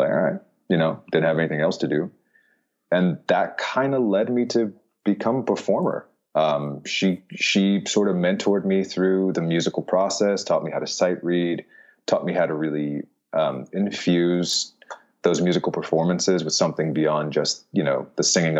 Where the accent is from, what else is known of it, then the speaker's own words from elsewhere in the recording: Florida, United States; also born or lived in Philadelphia, Pennsylvania; So part of the time in Philadelphia, but the main part was in Florida.